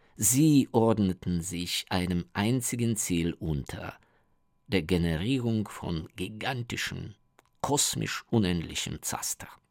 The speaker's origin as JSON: {"language": "German", "country": "Ukraine", "second_language": "German", "said": "bei uns in der Ukraine"}